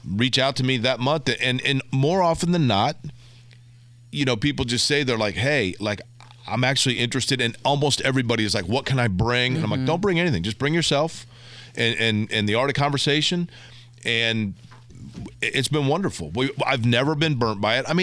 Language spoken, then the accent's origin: English; Indianapolis, Indiana, United States; moved away; also born or lived in St. Louis; I'm from Indianapolis, okay. yes, north side of Indianapolis.